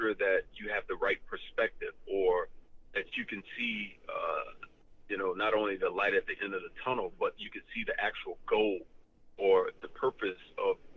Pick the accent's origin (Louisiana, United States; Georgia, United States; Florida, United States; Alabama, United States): Florida, United States; Fort Lauderdale; Born and raised in Fort Lauderdale, Florida, one of 15 children